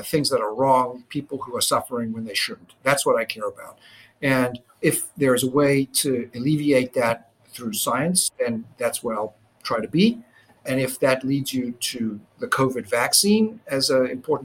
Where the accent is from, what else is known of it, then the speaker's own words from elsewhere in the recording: Johannesburg, Gauteng, South Africa; now in United States; growing up in South Africa when I did